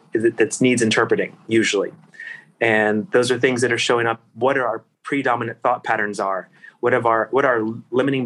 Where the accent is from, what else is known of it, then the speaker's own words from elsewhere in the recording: Virginia, United States; my hometown in Virginia, where I was at the time